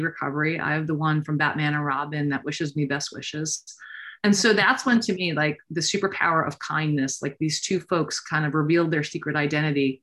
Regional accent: Long Island, New York, United States; also born or lived in Queens, New York; I was born in Queens, New York, grew up on Long Island

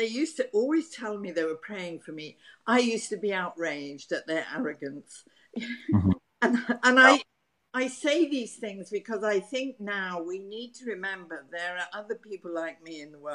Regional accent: North East England, United Kingdom; moved away; I'm from England and I was born in the northeast of England, and in the northeast of England, we're very direct in our speech. We then moved down to the south of England

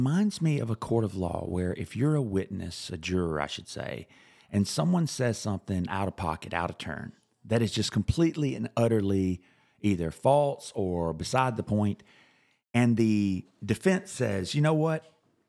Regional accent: South Carolina, United States; I've felt it all my life when I was growing up in South Carolina.

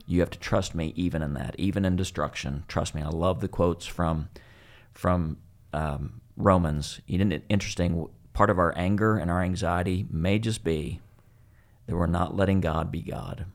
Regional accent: West Texas, United States; growing up in West Texas

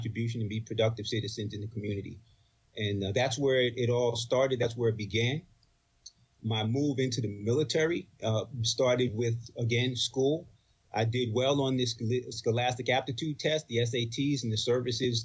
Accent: Roosevelt, New York, United States; also born or lived in Bronx, New York; I grew up in New York, Long Island, and my family history is from the Bronx primarily. My dad moved us to Long Island in 63, and that's where I grew up.

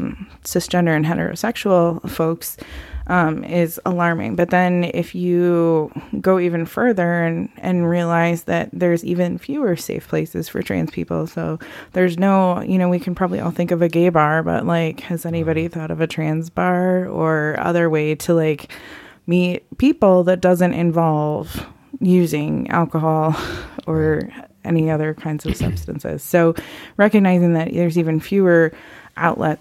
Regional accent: Midwest, Wisconsin, United States; accent: Midwest; moved away as an adult; now in Phoenix, United States; I came from the Midwest, if you couldn't already tell. By my voice, usually people are like, "Ooh, Wisconsin?"

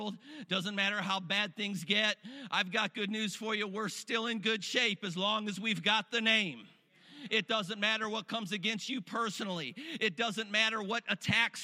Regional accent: Cleveland, Ohio, United States; I grew up in Cleveland, weather very similar to Erie, Pennsylvania. And, you know, us Rust Belt Northerners are used to lake effect snow

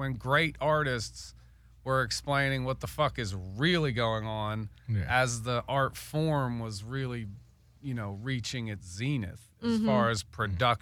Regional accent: Pittsburgh, Pennsylvania, United States; I'm from Pittsburgh, Pennsylvania

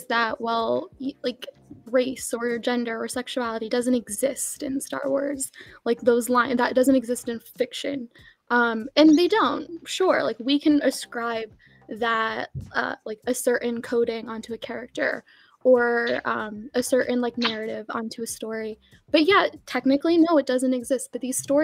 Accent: Jersey City, New Jersey, United States; I was born in Jersey City

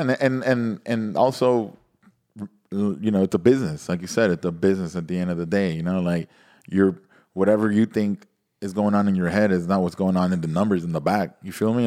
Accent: Nicaragua; moved away; also born or lived in Miami, United States; I grew up, went to high school in Nicaragua, I mean, all school

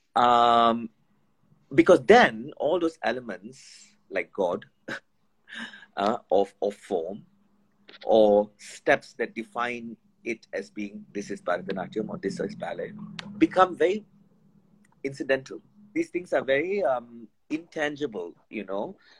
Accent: India; when I was growing up in India

